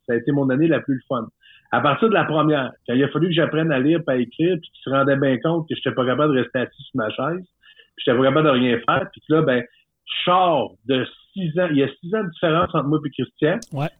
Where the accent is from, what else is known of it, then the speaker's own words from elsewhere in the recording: Jonquière, Quebec, Canada; il avait fait faire une dérogation par les commissions scolaires de la Jonquière pour me garder en secondaire 5